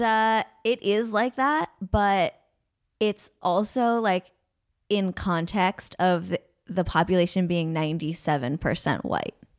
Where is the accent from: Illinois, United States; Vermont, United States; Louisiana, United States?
Vermont, United States; Burlington; moved away; I'm from Vermont, but I am from Burlington